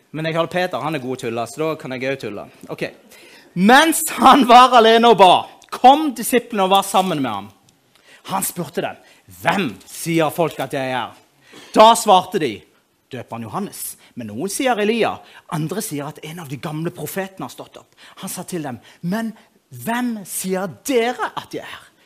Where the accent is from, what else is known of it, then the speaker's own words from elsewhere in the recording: Moi, Rogaland, Norway; Jeg kommer fra Moi